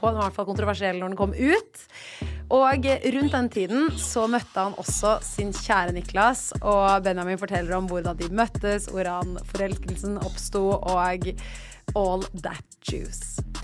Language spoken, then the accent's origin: Norwegian; Oslo, Norway; jeg er fra Ullern